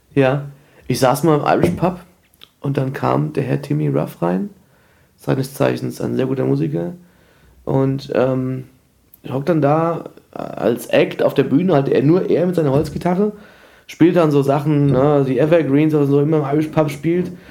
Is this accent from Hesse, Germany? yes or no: yes; Frankfurt, Hesse, Germany; ich bin zwar in Frankfurt geboren